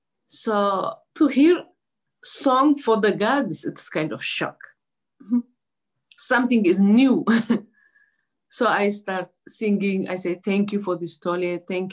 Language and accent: English; Asmara, Maekel, Eritrea; I'm from Eritrea, Asmara.